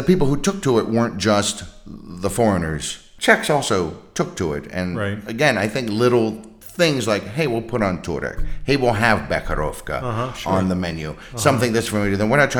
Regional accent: San Francisco, California, United States; I am from San Francisco

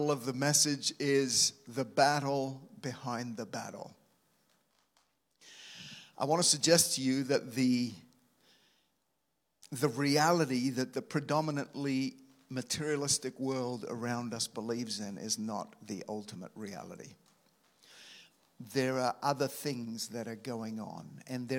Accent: Australia; moved away; as an Aussie coming over to this nation

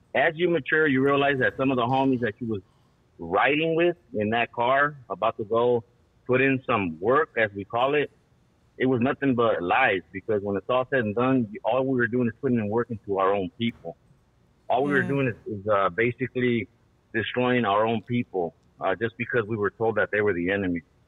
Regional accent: Los Angeles, California, United States; I grew up in Ramona Gardens

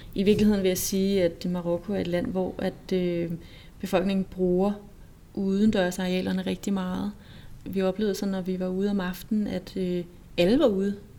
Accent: Denmark; som dansker

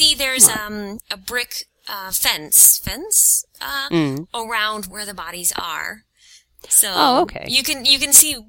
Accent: near Williamsburg, Virginia, United States; I grew up near Williamsburg, Virginia

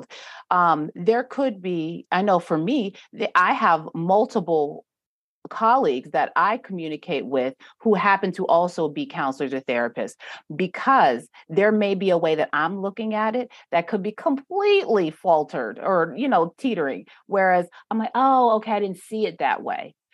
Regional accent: New York, United States; now in North Carolina, United States; I'm from New York, and the way that when I came down to North Carolina

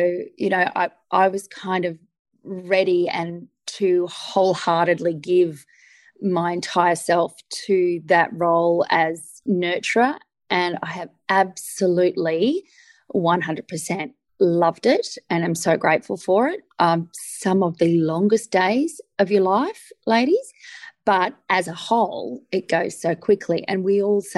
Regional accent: Sunshine Coast, Queensland, Australia; moved away as an adult; also born or lived in Newcastle; I grew up on the Sunshine Coast, and at that time the Sunshine Coast was a small town.

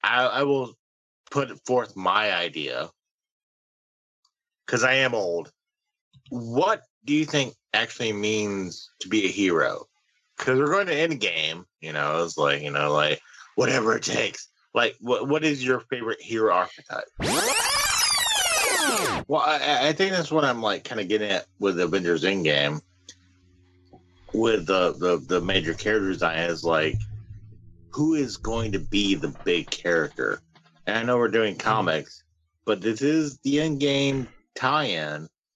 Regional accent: Canada; I'm a Canadian, baby.

